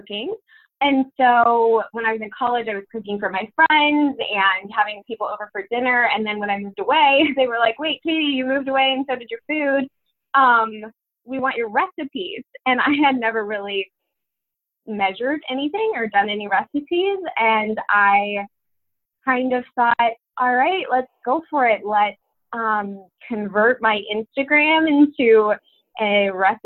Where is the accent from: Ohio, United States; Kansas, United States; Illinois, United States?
Kansas, United States; Wichita; I am from Kansas. I grew up there in Wichita, and that's where I was raised.